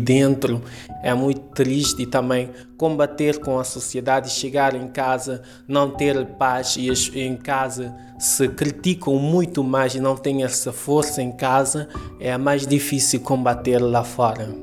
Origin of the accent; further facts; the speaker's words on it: Cape Verde; moved away as an adult; also born or lived in Mindelo; now in Lisbon, Portugal; Sou cabo-verdiano